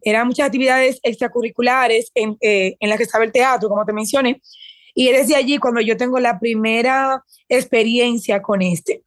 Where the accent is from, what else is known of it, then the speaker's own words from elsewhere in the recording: Dominican Republic; moved away as an adult; also born or lived in Puerto Rico / Mexico / United States; Me fui de mi país, que soy dominicana, me fui a Puerto Rico